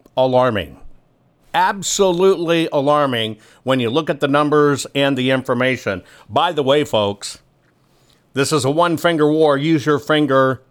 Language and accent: English; San Antonio, Texas, United States; In San Antonio, Texas, which is literally my hometown, it's where I spent all of my developmental years